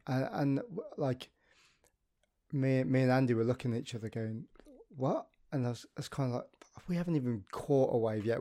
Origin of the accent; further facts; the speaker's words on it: United Kingdom; as a as a British nation and um, as British people